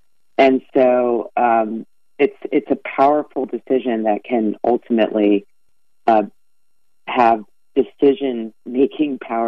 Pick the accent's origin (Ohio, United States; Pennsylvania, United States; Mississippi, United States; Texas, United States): Pennsylvania, United States; Philadelphia; Very little hype, but you should say Miss …, because I'm from Philly.